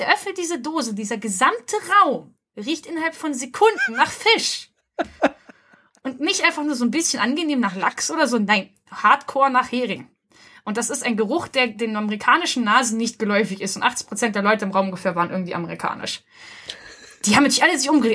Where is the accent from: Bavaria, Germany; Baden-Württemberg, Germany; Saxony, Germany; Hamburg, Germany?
Hamburg, Germany; dass ich aus Hamburg komme